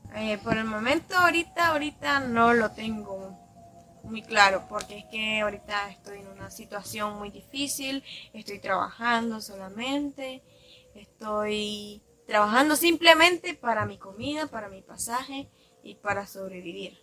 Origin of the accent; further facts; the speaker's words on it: Ciudad Sandino, Managua, Nicaragua; soy de Ciudad Sanino